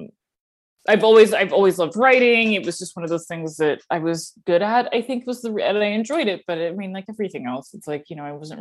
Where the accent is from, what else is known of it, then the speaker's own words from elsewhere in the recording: outside Atlanta, Georgia, United States; moved away; I grew up in Georgia, a little bit outside of Atlanta.